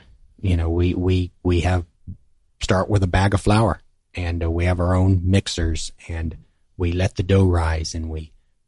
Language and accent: English; the South, United States; for people like me that grew up, in the South, where we're not from the Northeast or Philadelphia